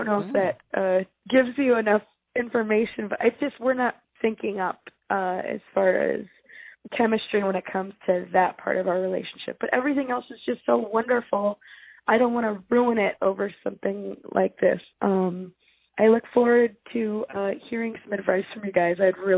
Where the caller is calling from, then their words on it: New Mexico, United States; And I'm calling from New Mexico.